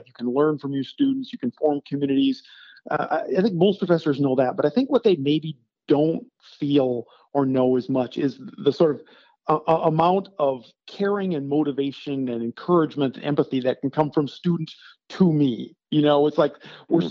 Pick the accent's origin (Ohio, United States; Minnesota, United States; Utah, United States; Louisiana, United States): Minnesota, United States; now in New York, United States; when I was a kid growing up in Minnesota